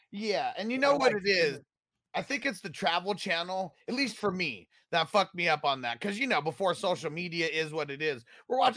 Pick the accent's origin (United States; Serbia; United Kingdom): United States; California; moved away; I'm from California